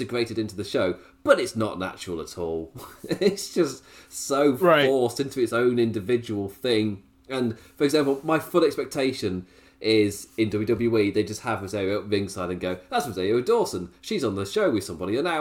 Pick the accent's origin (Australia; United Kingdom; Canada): United Kingdom; England; as a English viewer